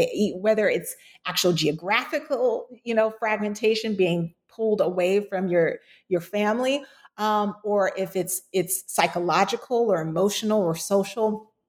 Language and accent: English; Florida, United States; you can't include my home state of Florida